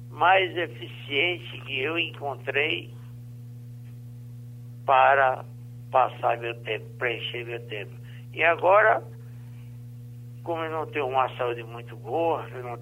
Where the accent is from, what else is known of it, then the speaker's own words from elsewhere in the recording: Currais Novos, Rio Grande do Norte, Brazil; Sou de Currais Novos, se nasci no município de Currais Novos, 25 anos, no sítio Santa Rita.